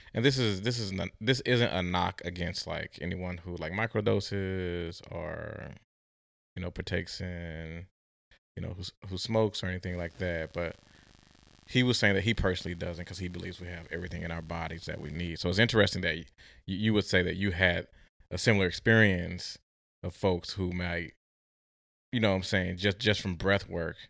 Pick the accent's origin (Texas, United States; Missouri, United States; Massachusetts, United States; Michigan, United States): Missouri, United States; St. Louis; also born or lived in Oklahoma; now in Oregon, United States; I was born and raised in Saint Louis, but I went to school in Oklahoma